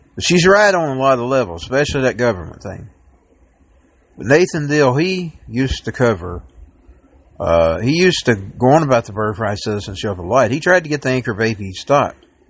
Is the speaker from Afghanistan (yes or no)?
no; Dalton, Georgia, United States; I am a Dalton Georgian. I'm born in Dalton. I am from Georgia